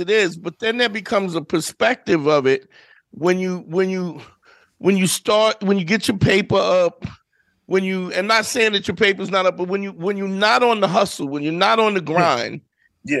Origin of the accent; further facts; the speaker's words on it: New York City, New York, United States; I grew up in Brooklyn in the '80s